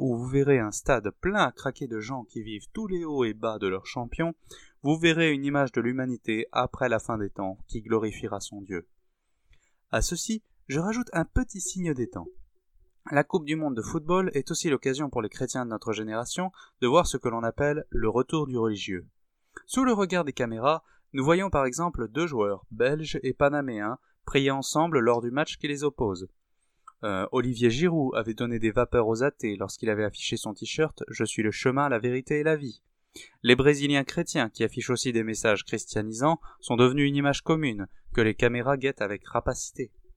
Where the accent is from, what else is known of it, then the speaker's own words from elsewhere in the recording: France; nous sommes français avant d'être chrétiens